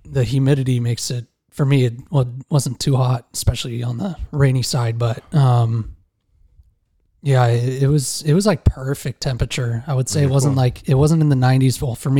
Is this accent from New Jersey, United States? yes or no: no; Upland, California, United States; Born in Upland, was there for like 2 days